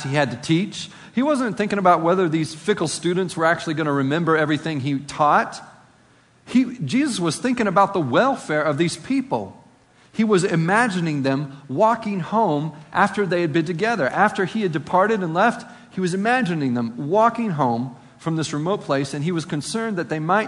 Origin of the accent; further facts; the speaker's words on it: Appalachia, United States; accent: Appalachian; my Appalachian accent